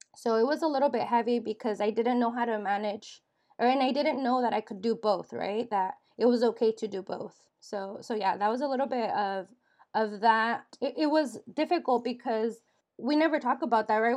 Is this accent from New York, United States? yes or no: no; Dixon, California, United States; I grew up in Dixon, California